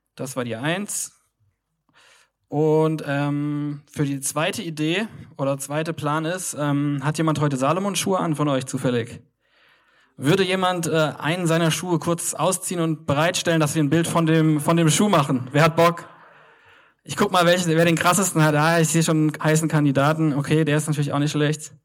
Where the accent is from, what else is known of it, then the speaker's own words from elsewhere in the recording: Kaiserslautern, Rhineland-Palatinate, Germany; moved away as an adult; also born or lived in Cologne; Bin eigentlich aus Kaiserslautern, eine sehr kleine Stadt im Südwesten von äh, Deutschland.